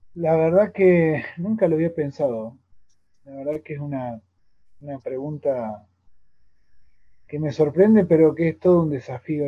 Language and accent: Spanish; Tandil, Buenos Aires Province, Argentina; now in Córdoba Province, Argentina; yo me crié en Tandil, soy nacido y criado en Tandil